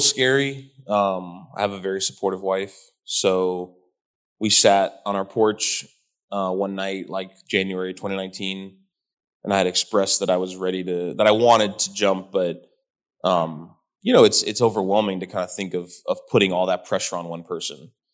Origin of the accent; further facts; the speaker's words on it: Miami, Florida, United States; moved away as an adult; also born or lived in Hawaii / Arizona / Georgia / Key West; I was in Miami from 96, 97 to 2011.